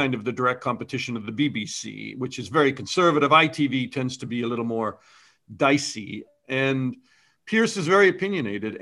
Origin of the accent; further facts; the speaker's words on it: Canada; I'm Canadian